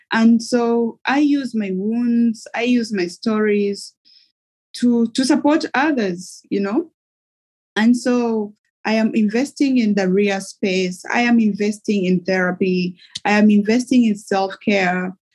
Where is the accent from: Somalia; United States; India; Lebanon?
Somalia; I am from Somalia originally.